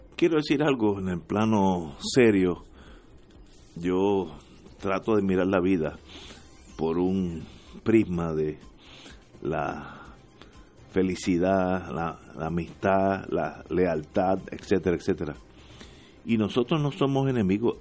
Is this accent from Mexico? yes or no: no; Puerto Rico; somos todos puertorriqueños